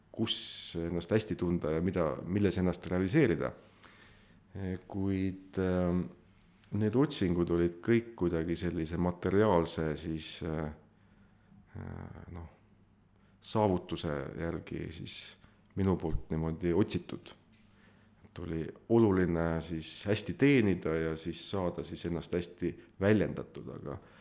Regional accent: Põlva County, Estonia; olen muidu Põlvamaalt pärit

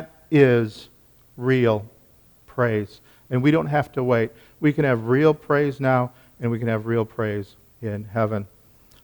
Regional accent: Minnesota, United States; I was born in Minnesota, finished family, went to a Lutheran church

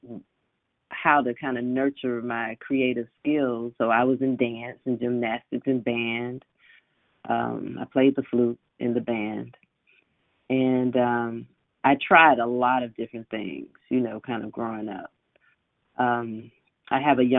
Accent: Decatur, Georgia, United States; I grew up in Decatur in DeKalb County, and I went to Southwest DeKalb High School

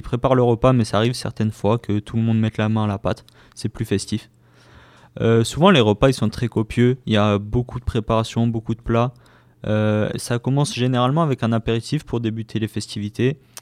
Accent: France; en tant que français

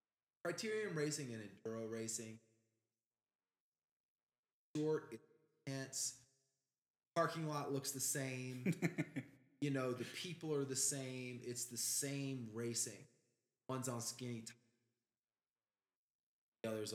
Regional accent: Guadeloupe; I didn't get such bad treatment because I was dudes from Guadeloupe.

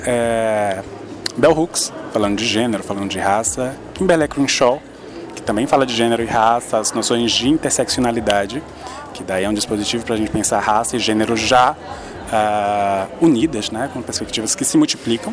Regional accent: Salvador, Bahia, Brazil; eu sou de Salvador

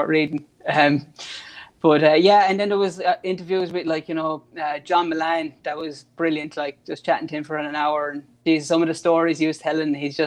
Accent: East Limerick, Munster, Ireland; moved away as an adult; now in Sydney, Australia; I'm based in Sydney, but I'm originally from Fermanagh in East Limerick there.

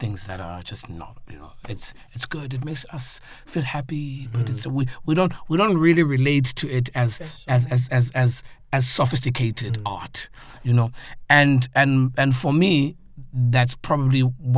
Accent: South Africa; I'm from South Africa and Africa

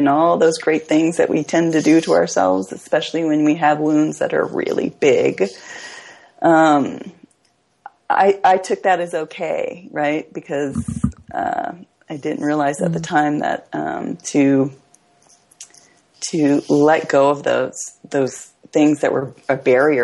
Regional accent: Hawaii, United States; I grew up in Hawaii, where the idea of family was big

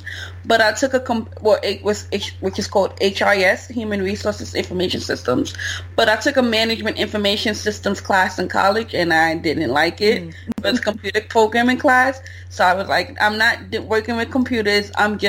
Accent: New York City, New York, United States; I'm from the Bronx. I live in New York City

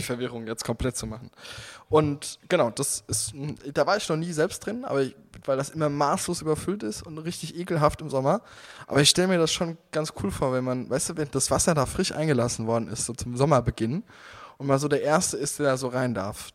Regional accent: Hundsangen, Rhineland-Palatinate, Germany; ich bin gebürtiger Hunsänger, ich komme daher.

